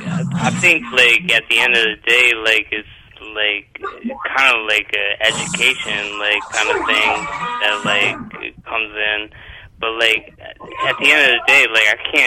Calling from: Albany, New York, United States; I'm calling from Albany, New York.

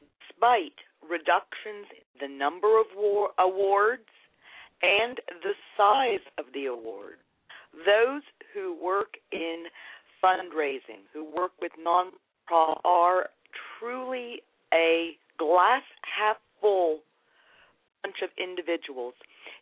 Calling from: Lancaster, Pennsylvania, United States; I am calling you from Lancaster, Pennsylvania.

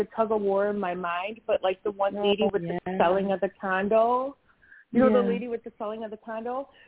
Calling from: Wisconsin, United States; I'm in Wisconsin.

